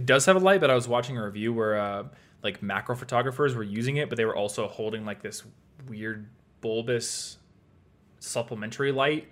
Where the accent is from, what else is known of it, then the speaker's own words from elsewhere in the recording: Iowa, United States; moved away as an adult; now in Colorado, United States; I'm from Iowa